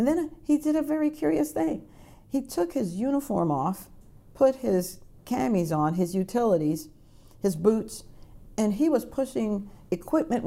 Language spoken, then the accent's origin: English; Jamaica; now in United States; I was a Jamaican. I was a Jamaican citizen.